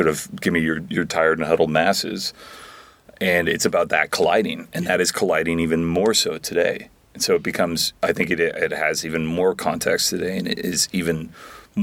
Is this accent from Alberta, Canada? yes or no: yes; Calgary, Alberta, Canada; moved away; I'm from Calgary originally.